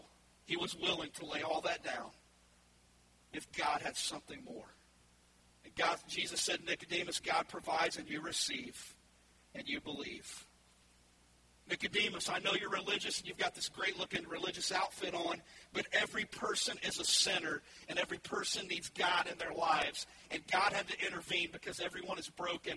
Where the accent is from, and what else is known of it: Ohio, United States; born or raised there; moved away as an adult; also born or lived in eastern Kentucky; now in Louisville, United States